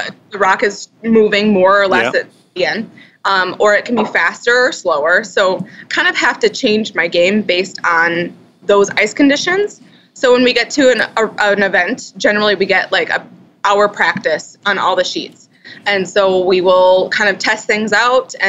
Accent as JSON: {"language": "English", "town": "Madison", "region": "Wisconsin", "country": "United States", "said": "I'm from Madison, Wisconsin"}